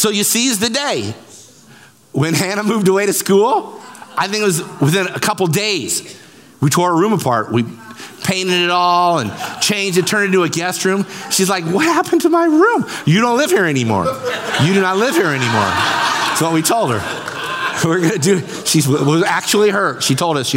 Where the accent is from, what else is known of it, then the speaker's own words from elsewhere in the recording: Central Illinois, United States; I have corn and beans in my blood. I was born in Bloomington, Pekin, Peoria, Springfield